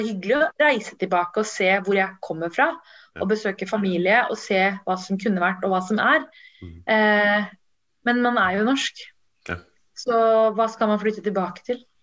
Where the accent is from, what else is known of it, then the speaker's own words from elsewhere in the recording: Norway; also born or lived in Sri Lanka; jeg er jo norsk, først og mm. fremst. Og så har jeg tamisk bakgrunn